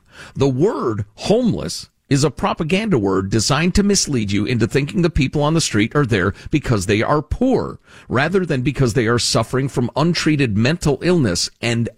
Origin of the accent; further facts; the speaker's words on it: Chicago, Illinois, United States; I grew up in Chicago